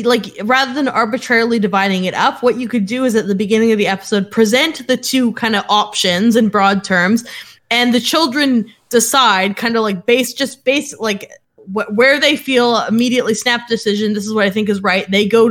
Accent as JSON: {"language": "English", "region": "West Coast", "country": "Canada", "tie": "born or raised there", "said": "Oh, I mean, I'm Canadian, so this is hard for me."}